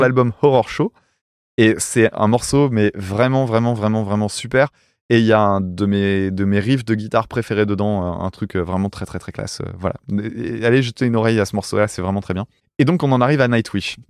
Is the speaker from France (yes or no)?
yes; France; en tant que Français, euh, tu vois, euh, provincial